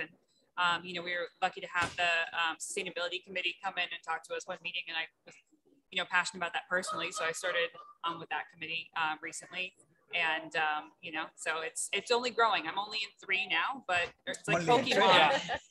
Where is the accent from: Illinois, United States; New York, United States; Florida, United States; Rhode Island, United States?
Rhode Island, United States; I'm with Geo Instruments, but I'm out of Rhode Island currently, and I'm from Rhode Island because people that are born and raised in Rhode Island can't leave.